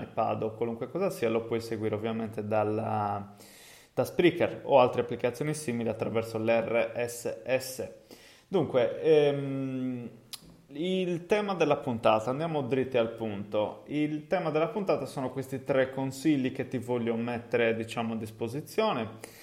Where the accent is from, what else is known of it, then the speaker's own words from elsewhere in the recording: Cagliari, Sardinia, Italy; accent: Sardinian (Cagliari); also born or lived in England; Perché Cagliari? Ovviamente, eh, come si deduce da, dal mio accento, è il posto in cui insomma effettivamente vivo